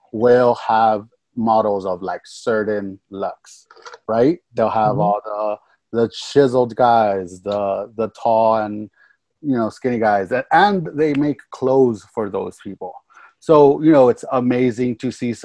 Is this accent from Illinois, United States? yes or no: no; California, United States; I was born and raised out here in California, and I'm a Valley kid